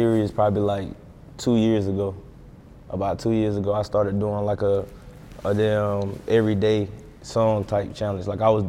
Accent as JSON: {"language": "English", "region": "North Carolina", "country": "United States", "tie": "born or raised there", "said": "Like, even with Charlotte, bro, like I'm an hour from Charlotte. Like, Charlotte rappers don't fuck with us. We real country, you feel me? We country. Charlotte's like a city to us."}